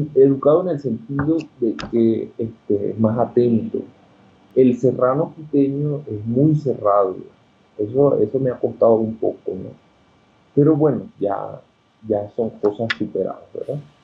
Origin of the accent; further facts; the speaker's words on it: Coro, Falcón, Venezuela; moved away as an adult; also born or lived in Caracas, Venezuela / Mexico; now in Quito, Ecuador; yo soy de Coro. Ok. Estado Falcón, Venezuela. Y este, allá hice todos mis estudios